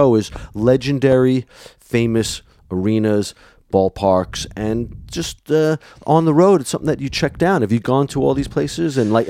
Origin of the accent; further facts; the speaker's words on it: New York, United States; growing up in New York